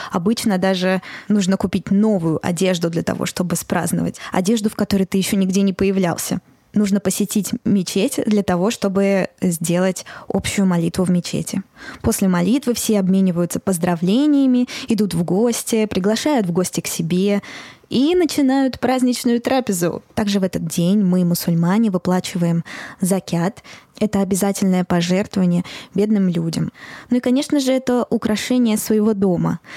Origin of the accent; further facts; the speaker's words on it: Moscow, Russia; я родилась и выросла в Москве